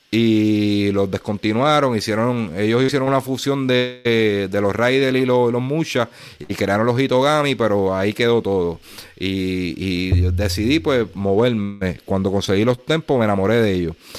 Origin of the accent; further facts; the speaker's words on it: Puerto Rico; nosotros somos jibaritos aquí de Puerto Rico